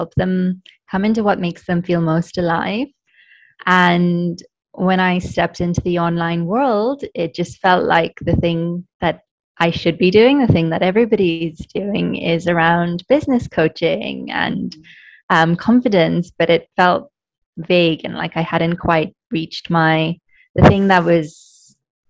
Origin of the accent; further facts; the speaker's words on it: Kenya; I'm Kenyan Indian, so my family is Indian, but we've been in Kenya for 4 generations, so I'm not seen as quite Kenyan. But when I'm in India, I'm also, it's very obvious that, yes, I didn't grow up there.